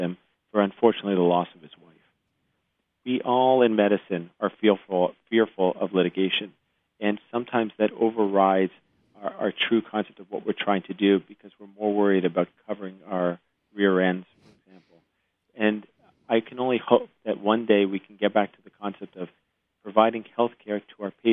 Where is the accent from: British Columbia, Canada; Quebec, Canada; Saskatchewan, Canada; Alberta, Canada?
Quebec, Canada; Montreal; moved away as an adult; now in United States; I grew up in Canada, my father's a gastroenterologist in Montreal, and having grown up in the Canadian system